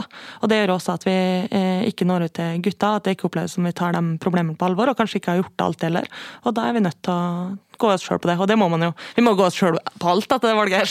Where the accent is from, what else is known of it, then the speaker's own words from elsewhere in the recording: Kristiansund, Møre og Romsdal, Norway; Jeg er fra Kristiansund